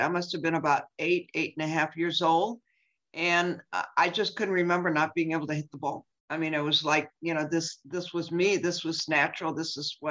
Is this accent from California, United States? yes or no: yes; San Francisco, California, United States; I was born and raised in San Francisco